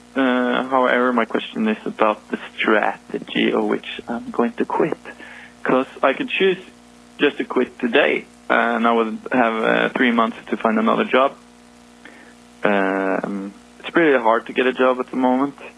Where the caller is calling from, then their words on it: Norway; calling from Norway.